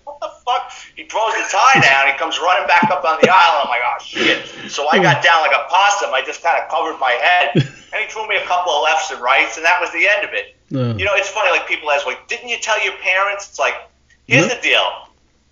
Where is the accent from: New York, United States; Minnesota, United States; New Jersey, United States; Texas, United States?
New York, United States; New York City; me growing up in the Bronx in the 70s and 80s